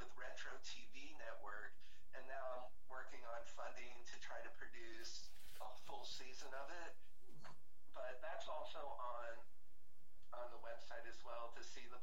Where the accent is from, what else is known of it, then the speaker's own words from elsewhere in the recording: New Jersey, United States; moved away as an adult; also born or lived in New York / Florida; now in California, United States; growing up in New Jersey